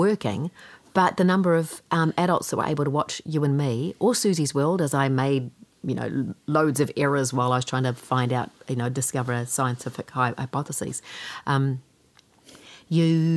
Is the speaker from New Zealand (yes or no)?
yes; Kaikohe, Northland, New Zealand; Growing up in Kaikoi and being a pretty shy kid